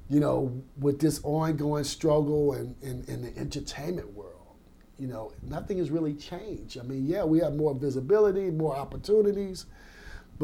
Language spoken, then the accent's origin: English; Baker, Louisiana, United States; also born or lived in Augusta, Georgia; I grew up in Baker, Louisiana